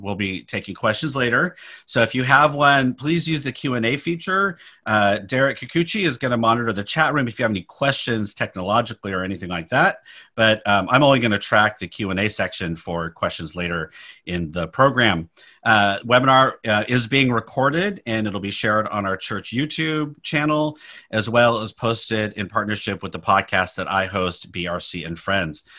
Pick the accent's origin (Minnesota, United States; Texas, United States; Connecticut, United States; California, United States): California, United States; Sacramento; now in Palo Alto, United States; I grew up in Sacramento